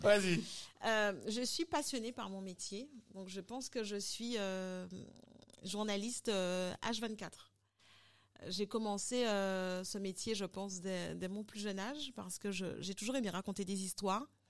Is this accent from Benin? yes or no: no; Guadeloupe; also born or lived in Paris, France / Dominican Republic; je suis guadeloupéenne